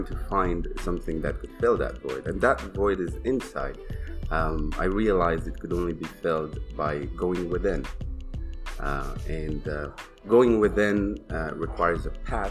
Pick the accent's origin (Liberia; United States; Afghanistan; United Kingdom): Afghanistan; now in Toronto, Canada; I live in Toronto, not from Toronto, originally born and raised in Afghanistan